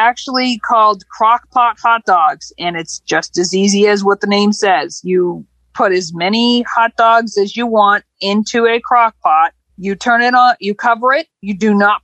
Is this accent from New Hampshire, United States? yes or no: yes; New Hampshire, United States; I'm actually from Campden, New Hampshire